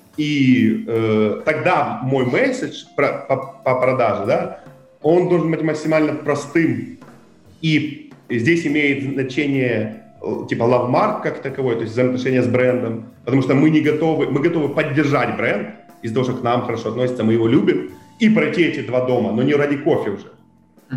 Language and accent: Russian; Kherson, Kherson Oblast, Ukraine; мы когда ездили, из Херсона